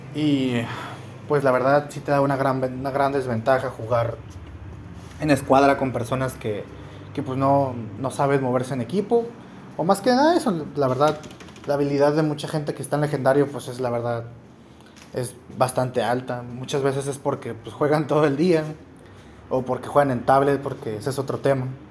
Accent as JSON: {"language": "Spanish", "country": "Mexico", "said": "somos los mexicanos y los latinos en general"}